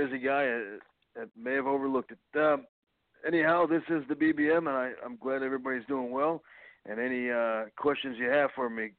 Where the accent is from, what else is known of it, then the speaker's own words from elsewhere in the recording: Chicago, Illinois, United States; now in Houston, United States; I am originally from Chicago, Illinois. I'm currently out in Houston, Texas, training and performing.